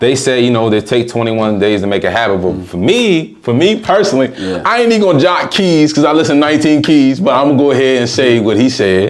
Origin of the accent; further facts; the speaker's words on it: Washington, District of Columbia, United States; Growing up in Southeast of DC, I mean, my parents, you know, especially my grandmother, they did a good job of keeping me away from the streets.